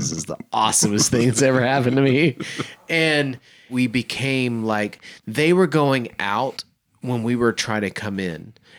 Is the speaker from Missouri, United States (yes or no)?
no; Oklahoma, United States; I was a young man growing up in Oklahoma. We were singers.